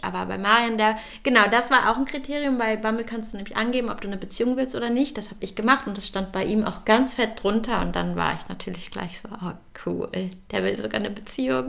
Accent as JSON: {"language": "German", "town": "Bielefeld", "region": "North Rhine-Westphalia", "country": "Germany", "tie": "born or raised there", "moved": "yes", "lives_now": "Berlin, Germany", "said": "ich bin ja gebürtig aus Bielefeld"}